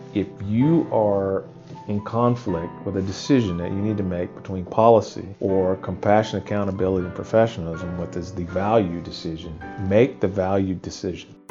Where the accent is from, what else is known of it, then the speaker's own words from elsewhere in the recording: California, United States; being born and raised in California